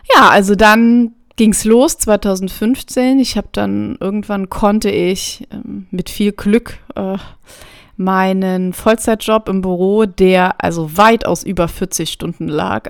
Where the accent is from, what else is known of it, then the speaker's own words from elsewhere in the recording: near Trier, Rhineland-Palatinate, Germany; ich komme ursprünglich aus der Nähe von Trier, das liegt an der Grenze zu Luxemburg